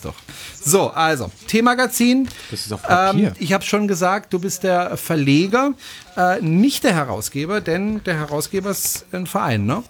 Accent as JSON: {"language": "German", "country": "France", "moved": "yes", "lives_now": "Germany", "said": "ich bin ja auch Franzose"}